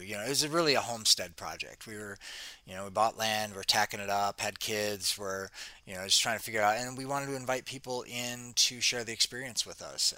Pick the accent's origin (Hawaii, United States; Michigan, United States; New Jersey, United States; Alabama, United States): Michigan, United States; Detroit; moved away as an adult; now in Costa Rica; I grew up in Detroit. I grew up in Detroit, city